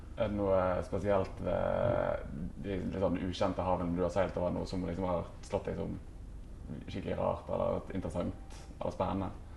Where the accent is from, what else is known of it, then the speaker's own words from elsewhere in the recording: Norway; hjemme i Norge